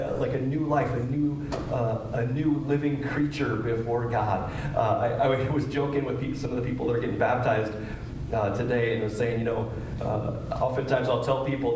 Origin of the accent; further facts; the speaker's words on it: Kewanee, Illinois, United States; growing up in Kewaunee, not far from here